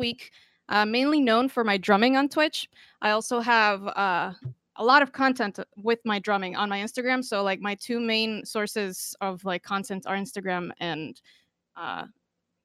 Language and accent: English; Costa Rica; I'm from Costa Rica, so I'm Hispanic